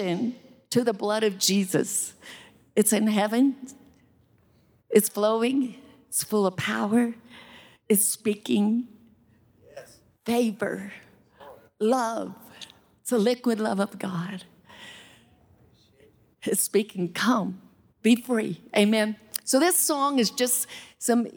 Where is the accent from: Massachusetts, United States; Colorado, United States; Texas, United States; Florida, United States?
Colorado, United States; Salida; moved away; also born or lived in Alexandria; I was born in Salida